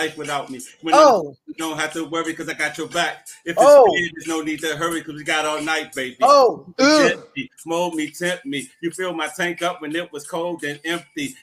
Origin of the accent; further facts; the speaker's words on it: Washington, District of Columbia, United States; I am a born and raised Washingtonian. I was born and raised in Washingtonia